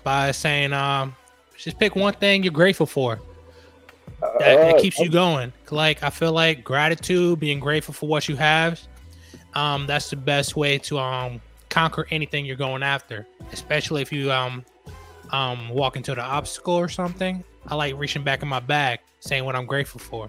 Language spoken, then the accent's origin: English; New York, United States; I'm from New York